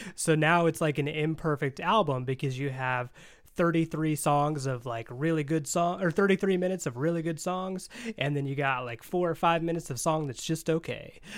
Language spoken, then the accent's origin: English; Indiana, United States; I'm from Indiana.